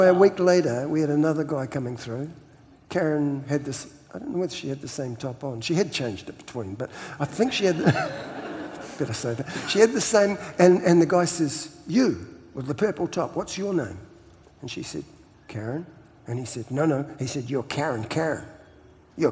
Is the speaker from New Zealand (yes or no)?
yes; New Zealand; I'm Kiwi